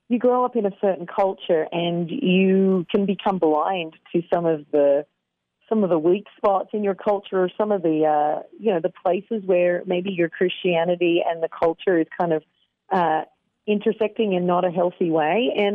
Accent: Australia; moved away as an adult; now in Columbus, United States; I grew up in Australia. I was born in Australia, and my dad was a church planter.

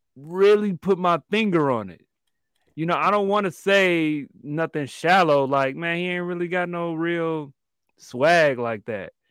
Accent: Chicago, Illinois, United States; me as a African-American male growing up in Chicago

